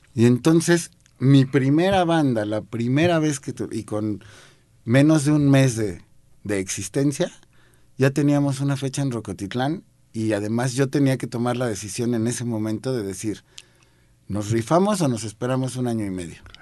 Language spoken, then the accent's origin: Spanish; Mexico City, Mexico; Yo crecí aquí en la Ciudad de México